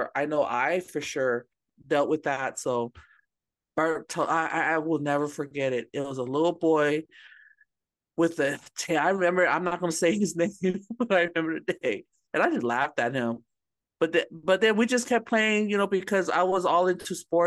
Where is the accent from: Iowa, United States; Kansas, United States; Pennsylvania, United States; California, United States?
California, United States; Bay Area; growing up in the Bay Area